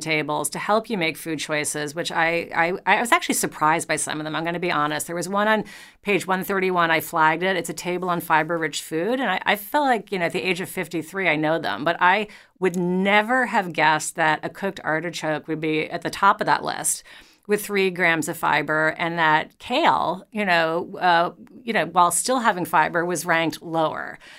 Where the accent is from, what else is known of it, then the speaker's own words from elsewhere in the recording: New York, United States; I'm a New Yorker